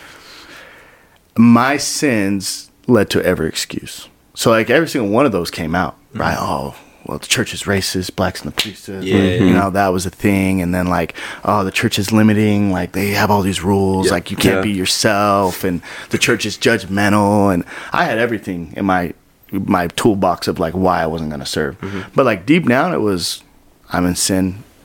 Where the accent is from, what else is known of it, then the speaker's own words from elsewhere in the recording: Provo, Utah, United States; Provo, Utah, my hometown house